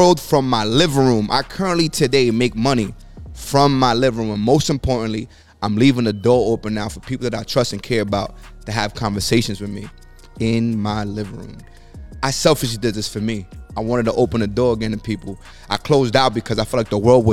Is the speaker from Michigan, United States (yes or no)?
no; New York City, New York, United States; I come from the Bronx